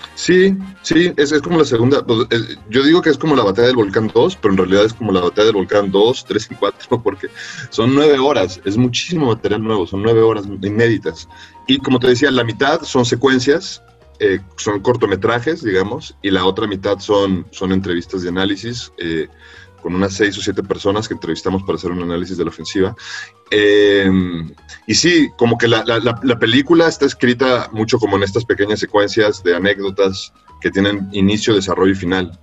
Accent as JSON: {"language": "Spanish", "country": "Mexico", "tie": "born or raised there", "said": "yo nací en México y no en El Salvador"}